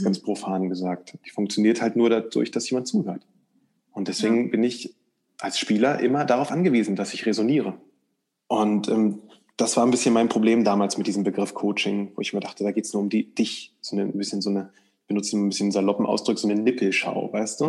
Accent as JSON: {"language": "German", "region": "East Germany", "country": "Germany", "tie": "born or raised there", "said": "ich komme aus der ostdeutschen Provinz, ähm, aus dem sogenannten Plattenbau-Satellitenstadt"}